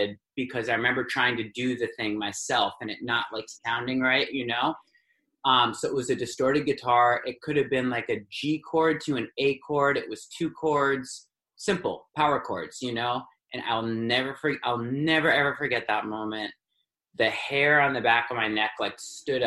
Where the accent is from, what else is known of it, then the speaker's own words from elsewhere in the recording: New York City, New York, United States; I was born in New York City